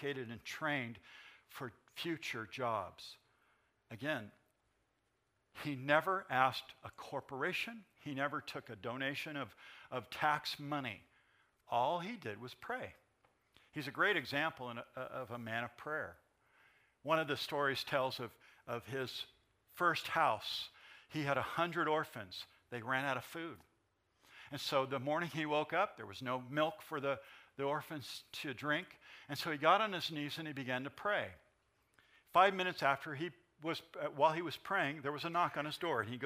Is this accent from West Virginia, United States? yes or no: no; San Bernardino, California, United States; I grew up singing in the Nazarene Church right here in San Bernardino